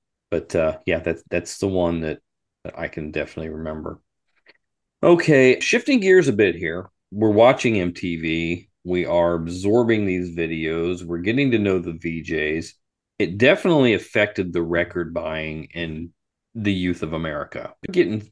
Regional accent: Columbus, Ohio, United States; we're from Columbus

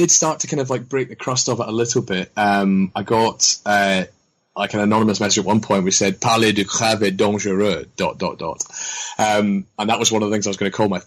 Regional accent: Scotland, United Kingdom; as a young Scottish student

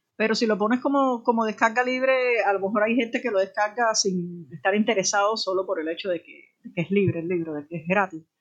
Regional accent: Havana, Cuba; yo nací en la periferia de la mar

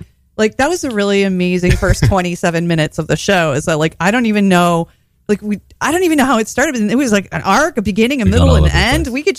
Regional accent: Toledo, Ohio, United States; moved away as an adult; now in New York, United States; I'm from Toledo, Ohio.

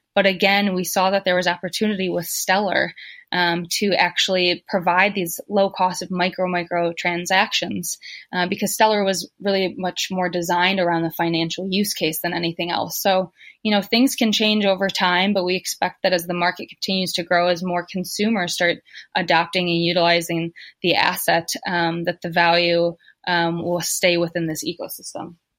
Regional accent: United States; moved away as an adult; now in Africa; I'm American. I I moved to Africa

